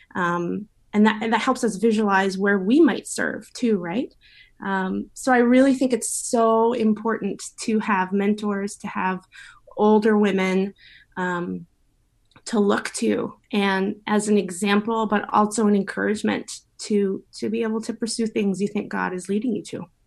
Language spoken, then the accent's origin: English; Victoria, British Columbia, Canada; I grew up here in Victoria, Victoria girl, born and bred.